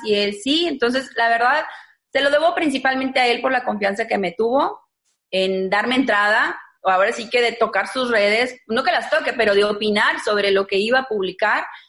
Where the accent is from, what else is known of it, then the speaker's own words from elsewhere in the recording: Monterrey, Nuevo León, Mexico; Yo soy regia 100%, de aquí de Monterrey